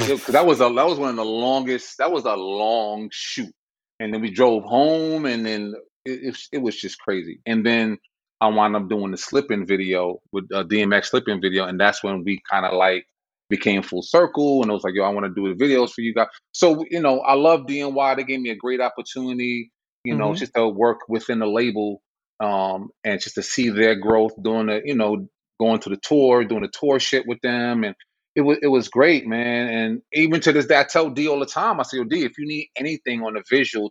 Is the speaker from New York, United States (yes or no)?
yes; New York City, New York, United States; I'm from the Bronx